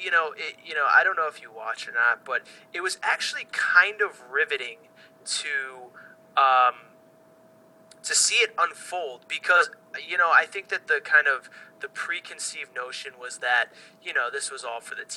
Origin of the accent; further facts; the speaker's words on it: East Coast, United States; growing up on the East Coast, going to school with people from Long Island and from New Jersey